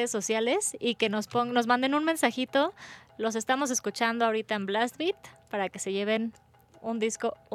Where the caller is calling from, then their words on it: Naucalpan, State of Mexico, Mexico; Mm, desde Naucalpan.